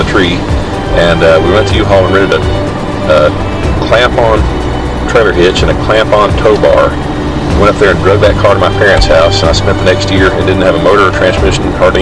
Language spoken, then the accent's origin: English; Benbrook, Texas, United States; also born or lived in Dallas, Texas / Mesquite, Texas; My parents moved to Benbrook and September 68 with my dad's job, and lived there ever since.